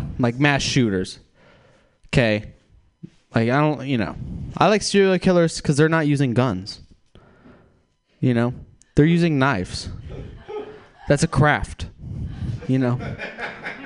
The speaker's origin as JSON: {"language": "English", "region": "Texas", "country": "United States", "said": "I am from Texas"}